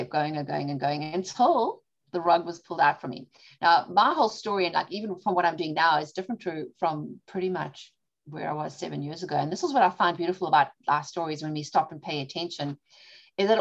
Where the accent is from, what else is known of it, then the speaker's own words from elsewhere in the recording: South Africa; now in Charlotte, United States; My dad is Greek. My mom's British and I was born and raised in South Africa.